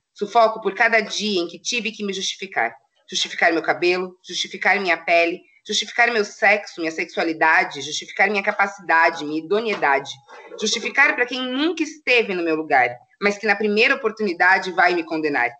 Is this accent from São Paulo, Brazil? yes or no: yes; São Paulo, Brazil; moved away as an adult; now in Itajaí, Brazil; sou de São Paulo, né? Mudei para cá faz três anos